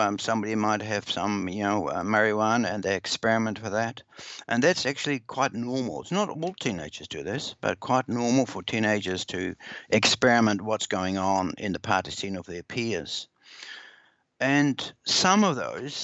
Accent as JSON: {"language": "English", "country": "Netherlands", "moved": "yes", "lives_now": "New Zealand", "said": "I'm originally from the Netherlands, so I go back there a lot."}